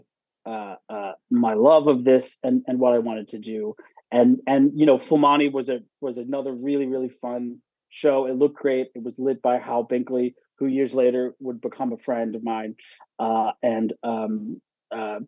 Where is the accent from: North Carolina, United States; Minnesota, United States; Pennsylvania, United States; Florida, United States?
Pennsylvania, United States; Pittsburgh; moved away as an adult; also born or lived in Syracuse; now in New York, United States; I grew up in Pittsburgh